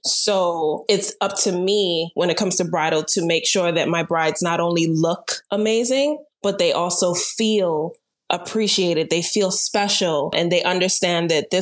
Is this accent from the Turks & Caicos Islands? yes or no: yes; Turks & Caicos Islands; moved away as an adult; now in Florida, United States; Mom and dad are Jamaican, but raised in Turks and Caicos for 17 years.